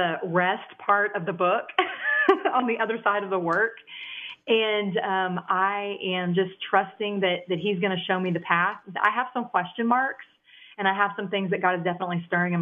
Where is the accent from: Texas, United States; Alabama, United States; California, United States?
Texas, United States; Dallas; accent: country twang; I actually grew up in Texas, the Dallas area. I've been here all my life. That's that country twang you hear coming out of my vernacular